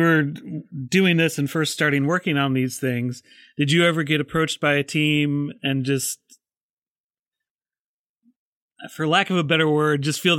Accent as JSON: {"language": "English", "region": "Midwest", "country": "United States", "tie": "born or raised there", "said": "it's hockey for me, just because I grew up in the Midwest."}